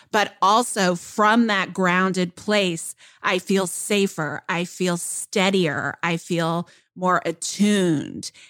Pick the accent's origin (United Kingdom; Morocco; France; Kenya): Kenya; first language Luo; English is a second language; because in my native uh, language or in my mother tongue, which is Luo